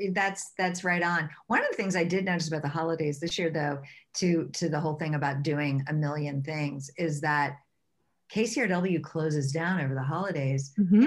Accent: the South, United States; And I grew up in the South.

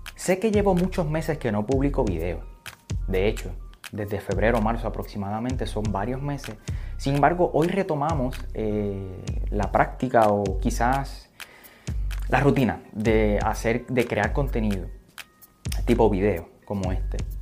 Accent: Aguadilla, Puerto Rico; yo soy de Aguadilla

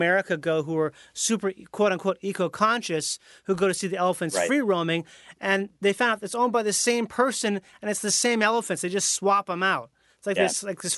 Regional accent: Minnesota, United States; I grew up in Minnesota

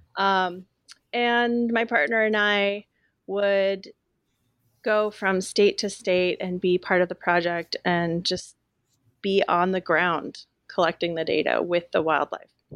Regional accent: Willamette Valley, Oregon, United States; a teenager growing up in the Willamette Valley

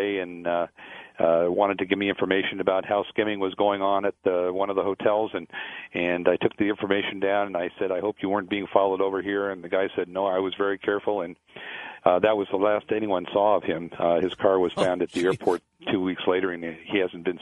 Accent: Las Vegas, Nevada, United States; I grew up here in Las Vegas in the 50s and 60s

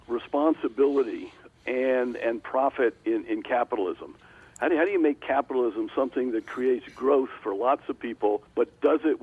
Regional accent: East Coast, United States; moved away as an adult; also born or lived in Thailand; now in Minnesota, United States; I grew up in the East Coast

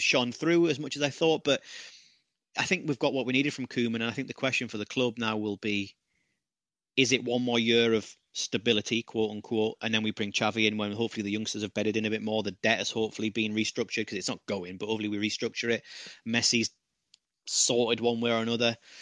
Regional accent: United Kingdom; as a Brit

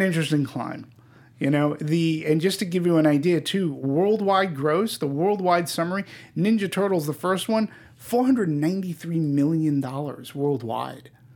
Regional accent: East Coast, United States; I'm not from New York, but being from the East Coast

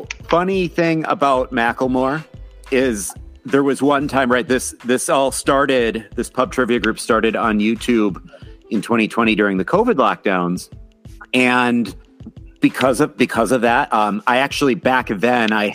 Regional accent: Minnesota, United States; Being the Minnesotan

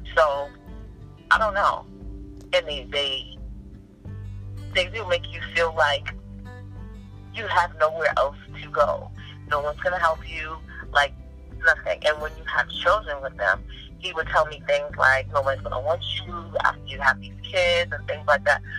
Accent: New York City, New York, United States; moved away as an adult; my hometown, New York City

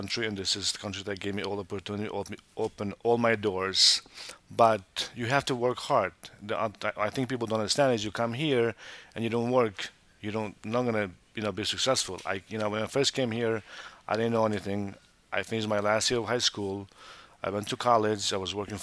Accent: Montenegro; now in United States; I was born in Montenegro. I'm Albanian from Montenegro

